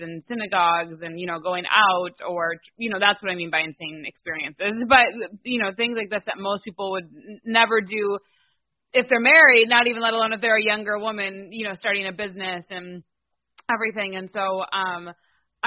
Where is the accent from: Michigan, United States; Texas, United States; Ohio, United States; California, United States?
Michigan, United States; Livonia; also born or lived in Detroit, Michigan; I'm from Detroit, Michigan. I grew up right outside called Livonia